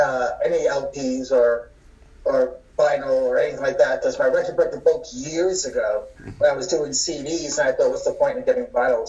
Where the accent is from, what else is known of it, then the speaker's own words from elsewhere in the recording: Long Island, New York, United States; moved away as an adult; also born or lived in Colorado; now in Highlands Ranch, United States; I'm originally from Long Island, New York. I was born and raised there. And then 96, when I was 27 years old, I moved out to Colorado.